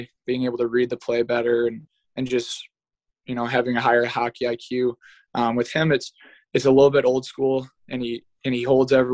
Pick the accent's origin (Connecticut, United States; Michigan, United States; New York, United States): Michigan, United States; Brighton; born or raised there; also born or lived in France / Germany